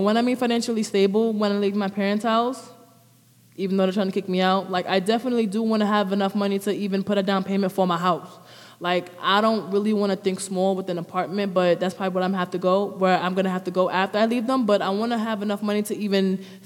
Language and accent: English; New York City, New York, United States; now in Newark, United States; I'm from the Bronx, New York. I came to Jersey a while back, but in the midst of that time until now, I was switching back and forwards from the two cities.